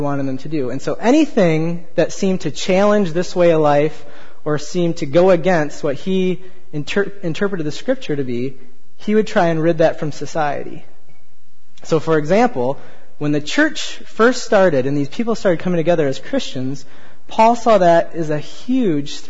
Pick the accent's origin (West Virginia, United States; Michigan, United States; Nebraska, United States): Michigan, United States; moved away; I'm from Michigan, we went back to visit my folks for a couple weeks